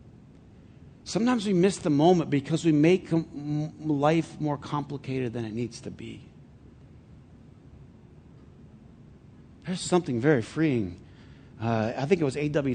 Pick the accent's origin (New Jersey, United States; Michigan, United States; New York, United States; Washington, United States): Michigan, United States; Flint; I'm from Flint